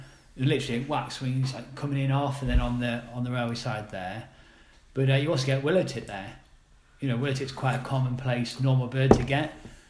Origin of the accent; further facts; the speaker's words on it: Durham, North East England, United Kingdom; moved away as an adult; also born or lived in Sheffield; now in Suffolk, United Kingdom; I grew up in Durham, County Durham.